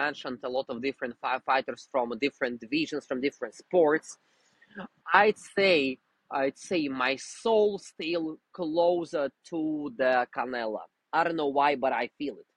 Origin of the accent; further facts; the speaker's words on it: Russia; English is a second language; moved away; I'm originally from Russia